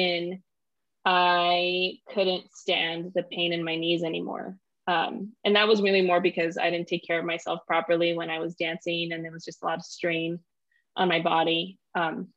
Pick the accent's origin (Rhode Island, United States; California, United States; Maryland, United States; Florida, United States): California, United States; Los Angeles; I grew up in South LA and that's where we lived